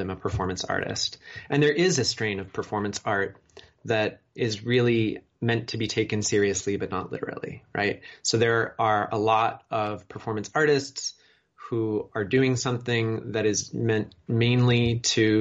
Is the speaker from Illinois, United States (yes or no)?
yes; Chicago, Illinois, United States; my hometown, Chicago